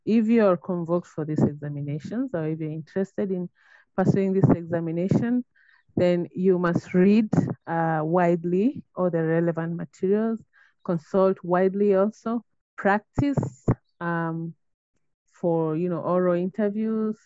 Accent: Kenya; I'm a Kenyan national and a mother of three

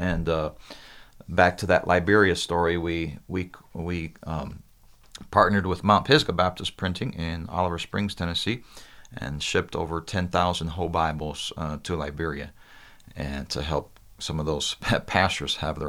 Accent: Brazil; now in United States; I was 2 years old when my parents went to Brazil as missionaries. So I grew up in Brazil.

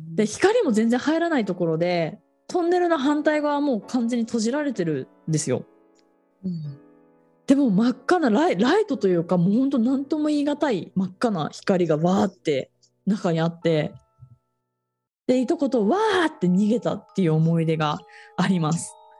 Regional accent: Otaru, Hokkaido, Japan; 私北海道の小樽出身なんですが

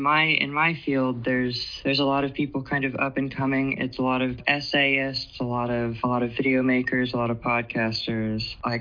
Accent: Georgia, United States; I am here from Georgia. I'm 31, of course.

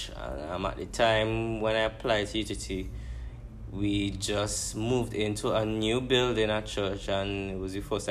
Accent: St. Vincent & Grenadines; moved away as an adult; now in Trinidad, Trinidad and Tobago; I'm from St. Vincent

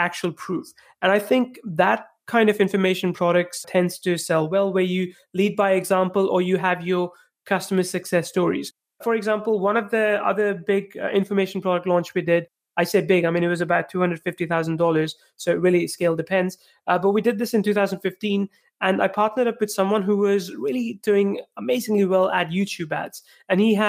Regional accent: India; moved away as an adult; also born or lived in England; I'm originally from India.

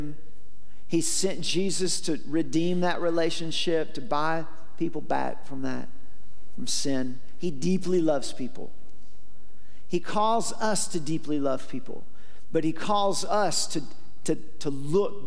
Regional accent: Warner Robins, Georgia, United States; I grew up in Warner Robins

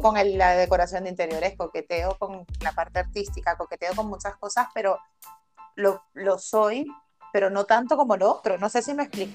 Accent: La Guaira, Venezuela; now in Spain; soy venezolana, yo nací allí

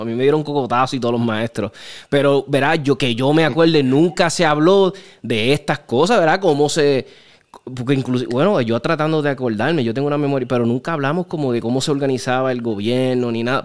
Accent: Chicago, Illinois, United States; moved away; also born or lived in California; yo me crié en Chicago

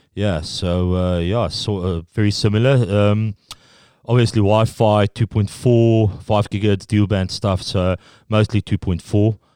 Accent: Pretoria, Gauteng, South Africa; first language Afrikaans; English is a second language; moved away as an adult; now in New Zealand; I'm from Pretoria, which is in Gauteng.

